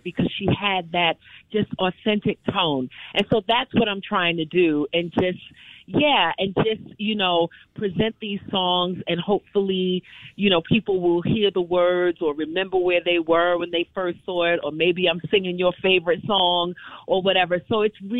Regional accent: New York City, New York, United States; I grew up in Brooklyn, New York.

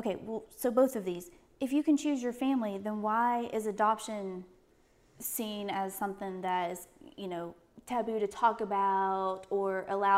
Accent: Norfolk, Virginia, United States; born there; I was born in Norfolk, Virginia.

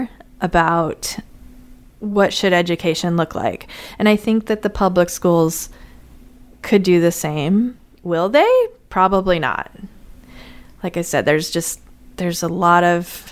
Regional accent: Las Vegas, Nevada, United States; also born or lived in California; now in St. Louis, United States; I grew up in Las Vegas. I went to school in California and then came to St. Louis.

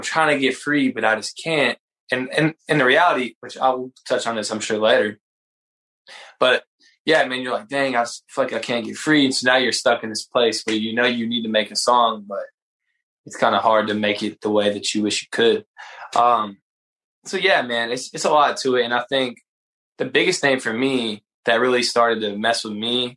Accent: Brunswick, Georgia, United States; also born or lived in Atlanta, Georgia; I grew up in Brunswick, Georgia

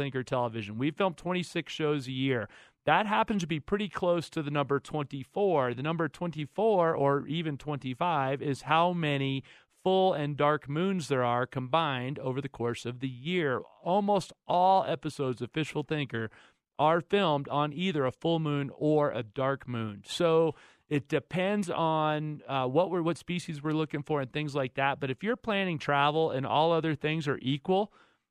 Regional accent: Florida, United States; Florida, my home state

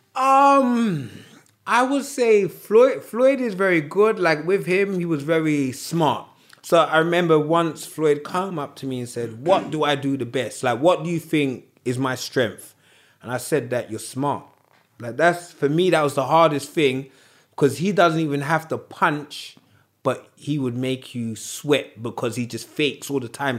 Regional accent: United Kingdom; we're Brits

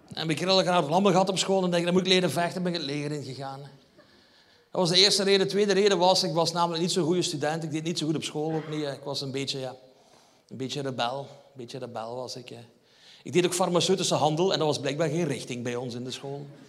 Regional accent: Limburg, Flanders, Belgium; ik kom van Limburg

